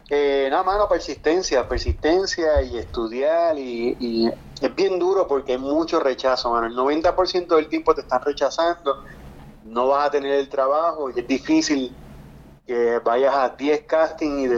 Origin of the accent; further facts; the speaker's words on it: San Juan, Puerto Rico; moved away as an adult; also born or lived in Los Angeles; now in Florida, United States; Yo vivo en la Florida ahora mismo, pero soy de Cupey.